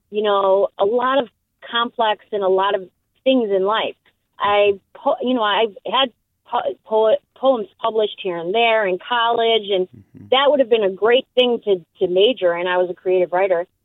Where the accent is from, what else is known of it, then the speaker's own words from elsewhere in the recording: Norway; also born or lived in Park Ridge, United States; now in Benicia, United States; Um, I'm originally I'm originally from Norway. I had a father. I'm Jewish by you know heritage.